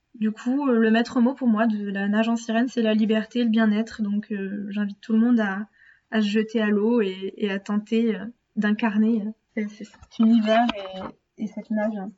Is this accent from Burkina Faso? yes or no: no; Brittany, France; en Bretagne, ma région d'origine